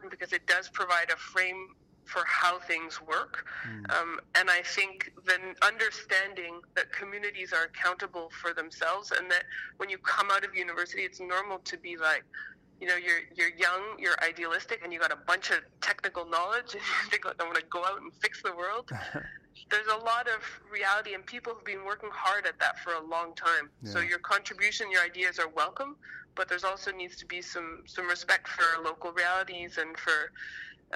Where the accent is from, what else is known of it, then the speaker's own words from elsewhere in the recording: Canada; a Canadian